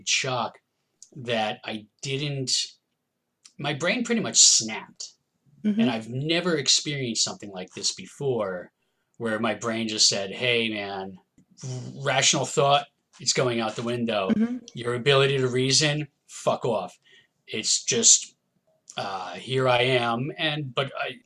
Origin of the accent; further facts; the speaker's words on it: New Jersey, United States; I'm a musician from New Jersey in the United States